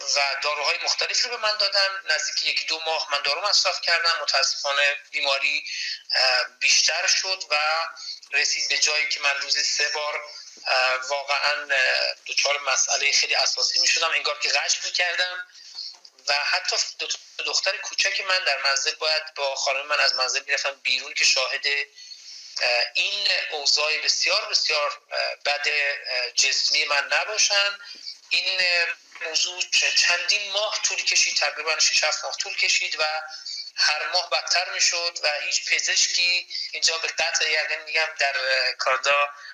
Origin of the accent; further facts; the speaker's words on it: Yazd, Yazd Province, Iran; moved away as an adult; also born or lived in Tehran, Iran / Kerman, Iran; now in Vancouver, Canada; متولد 1352 در شهر تهران تحصیلات مقدماتی بنده با توجه به اینکه اصالتا اهل یزد هستم در یزد انجام شده